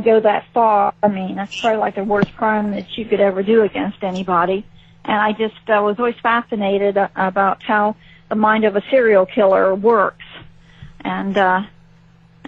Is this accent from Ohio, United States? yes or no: yes; Ohio, United States; moved away; I'm originally from Ohio, a small town in Ohio